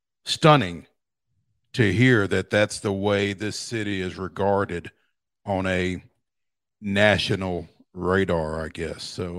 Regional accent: just outside of Nashville, Tennessee, United States; JP and I are the only natives, and I grew up just outside of Nashville, obviously.

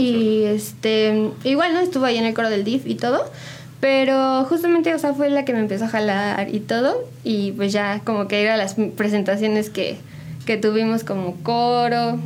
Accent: San Juan del Río, Querétaro, Mexico; moved away as an adult; now in Querétaro, Mexico; Soy originaria, bueno, nací en Querétaro, pero eh, me crecí aquí.

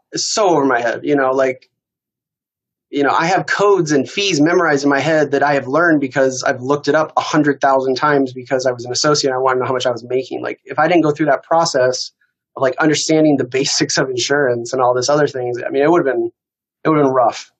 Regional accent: Iowa City, Iowa, United States; I grew up in Iowa City

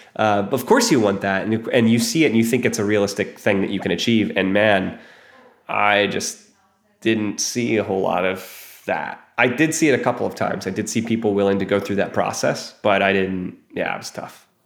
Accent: Ohio, United States; moved away as an adult; also born or lived in New York City; I grew up in Ohio

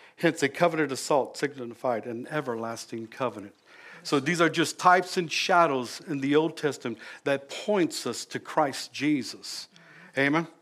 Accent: California, United States; now in Louisiana, United States; we're originally from California

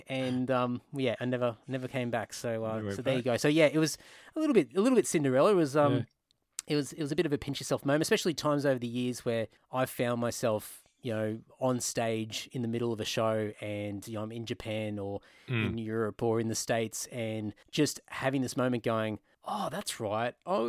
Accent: Queensland, Australia; Well, so I was living in Brisbane, so I grew up in Queensland.

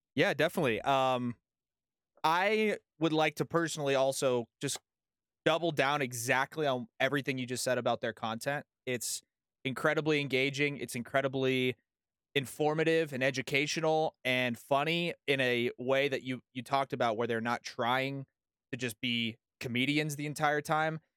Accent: San Diego, California, United States; also born or lived in Denver, Colorado; now in Colorado, United States; I grew up with in San Diego

